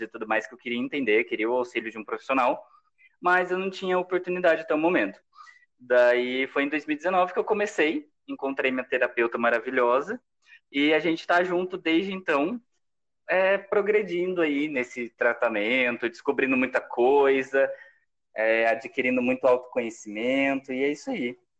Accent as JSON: {"language": "Portuguese", "town": "São José", "country": "Brazil", "tie": "born or raised there", "moved": "as an adult", "said": "eu voltei para minha cidade natal"}